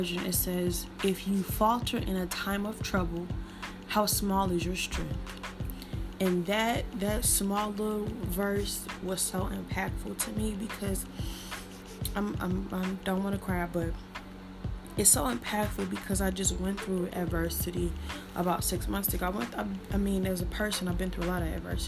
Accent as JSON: {"language": "English", "town": "St. Louis", "region": "Missouri", "country": "United States", "accent": "St. Louis", "said": "I'm from St. Louis. So if you hear my R's real good, that's St. Louis"}